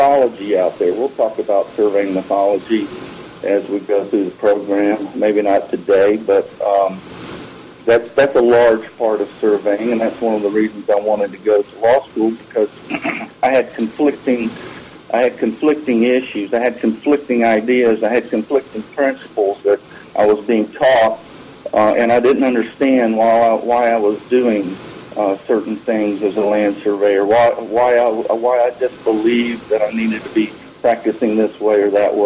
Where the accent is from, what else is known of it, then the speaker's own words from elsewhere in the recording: Alabama, United States; my home state of Alabama